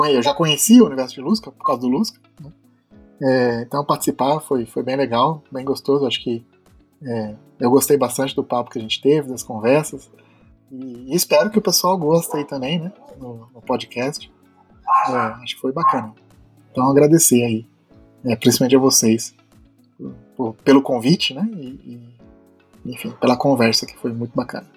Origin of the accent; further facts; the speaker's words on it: Brazil; also born or lived in Philadelphia, United States; como bom brasileiro